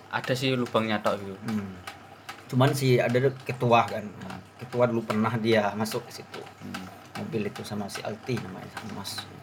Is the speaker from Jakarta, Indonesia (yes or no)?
no; Riau, Indonesia; soalnya dia saya dari Riau ya kurang kurang kurang kurang paham lah bahasa Jawa